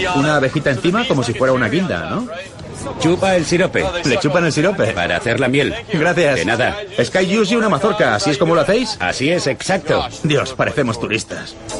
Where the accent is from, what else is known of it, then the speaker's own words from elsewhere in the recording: Florida, United States; Crecí en Florida, en el Golfo de México